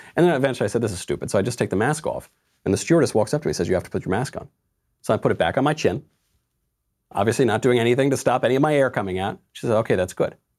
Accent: Mount Kisco, New York, United States; In my hometown, in, in the town of my birth, Mount Kisco, New York

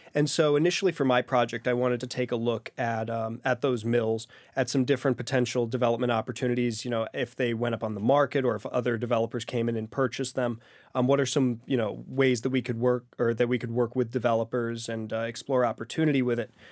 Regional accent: Great Barrington, Massachusetts, United States; moved away as an adult; going back to serve in my hometown of Great Barrington

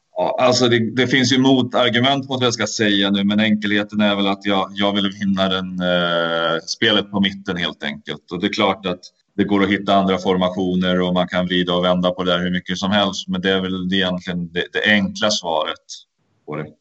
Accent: Sweden; moved away; som svensk

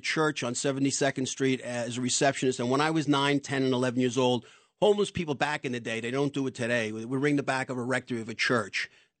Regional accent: New York City, New York, United States; I grew up in Yorkville

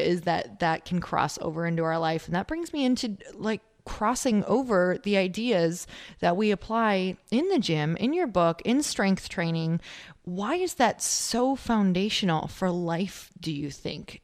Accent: Midwest, United States; I'm from the Midwest

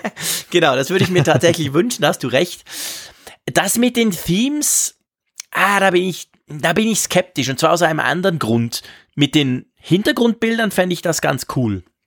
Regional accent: Switzerland; bei uns in der Schweiz

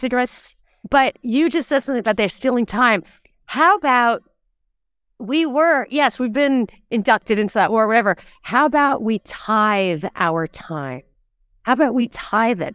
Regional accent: New York, United States; growing up in New York with mosquito bites and humidity

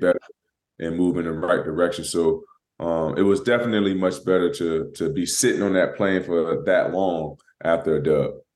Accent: Florida, United States; I'm from Florida. You know, we, you know, down there next to the ocean

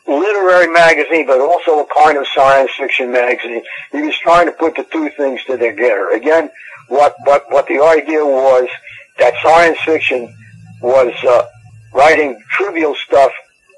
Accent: New York City, New York, United States; I was born in the Bronx.

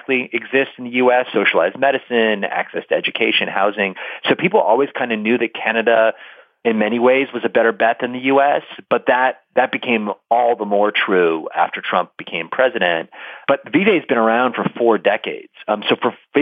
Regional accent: Buffalo, New York, United States; I grew up in Buffalo, and I grew up with all the stories of how Buffalo was a kind of stop on the Underground Railroad

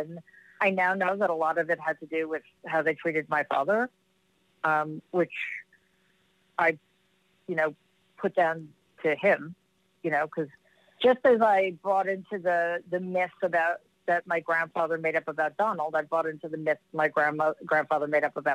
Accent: New York City, New York, United States; I grew up in Jamaica, Queens.

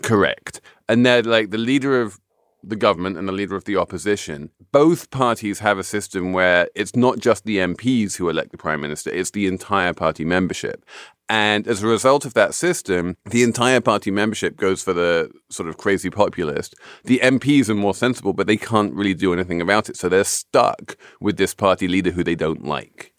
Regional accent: United Kingdom; I am a Brit.

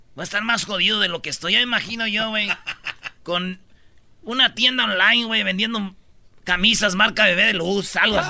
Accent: Michoacán, Mexico; como buen michacano

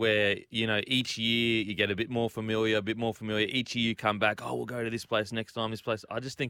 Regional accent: Gold Coast, Queensland, Australia; I'm from the Gold Coast

